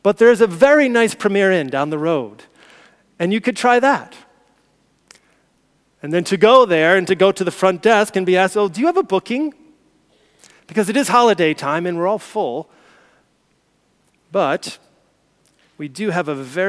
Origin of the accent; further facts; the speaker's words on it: United States; moved away; as an American, as an outsider